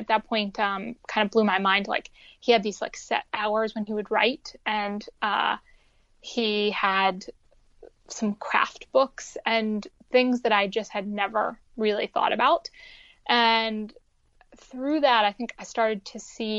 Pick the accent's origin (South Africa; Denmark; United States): United States; West Virginia; moved away as an adult; I wasn't happy being like a stoned closeted teen in West Virginia